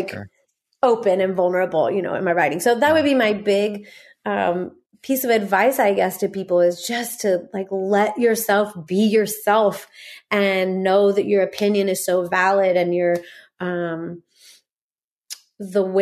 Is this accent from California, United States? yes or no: yes; Corona, California, United States; born there; also born or lived in Norco; I was born in Corona and and spent the first two years of my life in Norco.